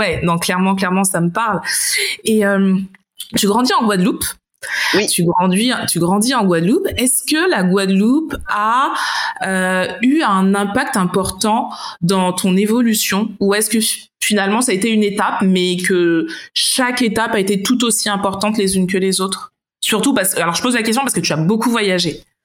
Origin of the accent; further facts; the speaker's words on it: Martinique; moved away as an adult; also born or lived in United States; now in Berlin, Germany; je viens de la Martinique